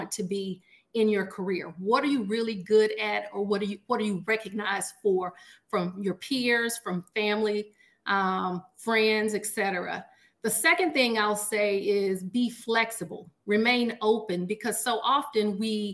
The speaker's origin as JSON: {"language": "English", "town": "Washington", "region": "Arkansas", "country": "United States", "moved": "yes", "lives_now": "Little Rock, United States", "said": "I am from Washington, Arkansas, which is a very small town in Southwest Arkansas"}